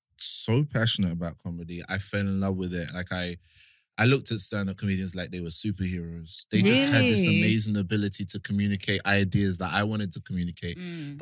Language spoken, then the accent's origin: English; United Kingdom; But, I mean, you can hear my voice. I'm definitely a British guy.